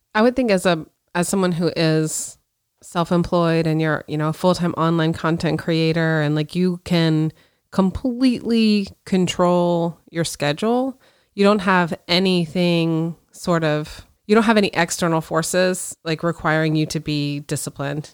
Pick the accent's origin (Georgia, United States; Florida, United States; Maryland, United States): Florida, United States; Pensacola; I grew up in Pensacola, which is northwest Florida over by the Alabama border.